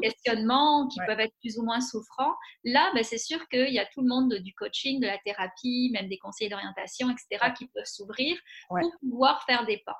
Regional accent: France; moved away as an adult; now in Quebec City, Canada; je suis française d'origine, mais ça fait 16 ans que je suis à Québec

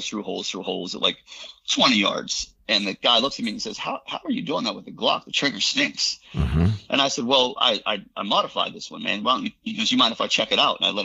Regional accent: Pennsylvania, United States; I was born in Pennsylvania, so it's just in our blood

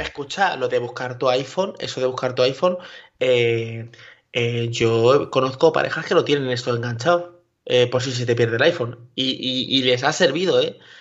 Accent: Castilla-La Mancha, Spain; ya soy manchego

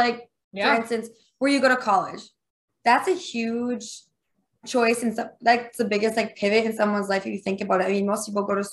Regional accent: Minnesota, United States; accent: thick Minnesotan; I have the thickest Minnesotan accent that they had ever heard in their lives

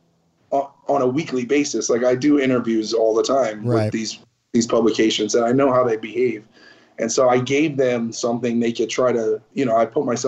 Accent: New York City, New York, United States; I was born in Greenpoint Hospital, which is no longer there

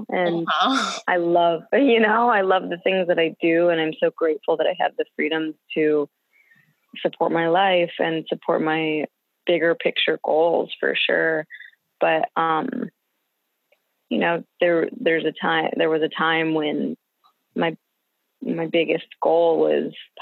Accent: Detroit, Michigan, United States; moved away; I'm from Detroit originally

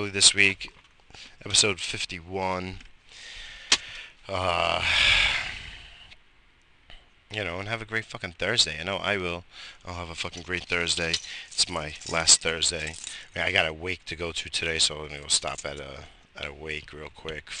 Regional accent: Brentwood, New York, United States; I grew up in Brentwood, Long Island

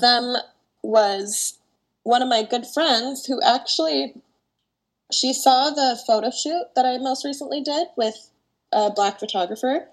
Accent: Canada; also born or lived in Toronto, Ontario; now in Vancouver, Canada; I grew up half in Toronto, half in Vancouver.

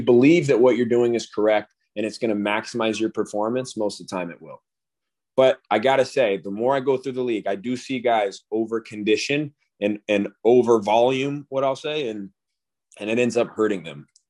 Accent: Colorado, United States; growing up in Colorado near the Air Force Base

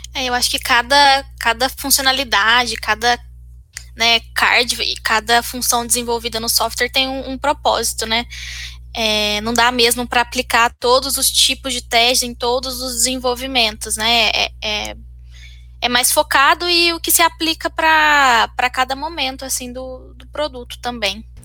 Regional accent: Minas Gerais, Brazil; now in Campinas, Brazil; eu não, não sou daqui, sou de Minas

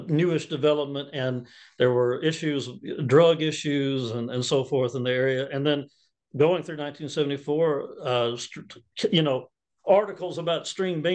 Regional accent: North Mississippi, United States; I was born in North Mississippi

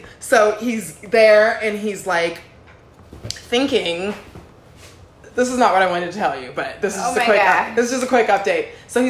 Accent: Los Angeles, California, United States; I'm here from Los Angeles and I just got here at 8:29.

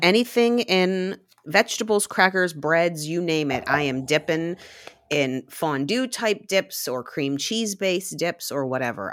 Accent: Glassport, Pennsylvania, United States; I grew up in Little Rivertown, Glassport, along the Monongahela River.

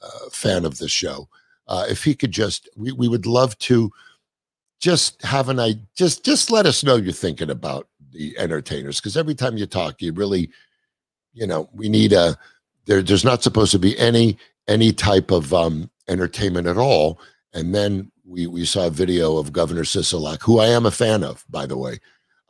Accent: Los Angeles, California, United States; my hometown, Woodland Hills

